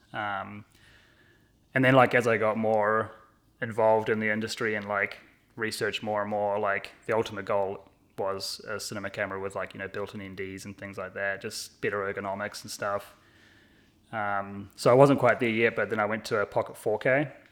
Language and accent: English; New Zealand; moved away as an adult; now in Burlington, United States; I grew up in New Zealand, and I, uh, moved here in tw-, two thousand sixteen